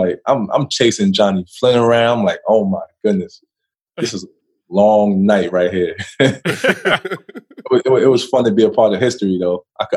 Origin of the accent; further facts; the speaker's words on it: New York City, New York, United States; growing up, I knew the kind of players that NY produced.